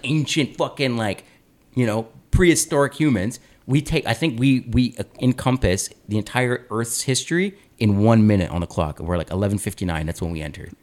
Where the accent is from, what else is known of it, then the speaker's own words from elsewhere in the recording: Aurora, Ontario, Canada; growing up in Aurora, Ontario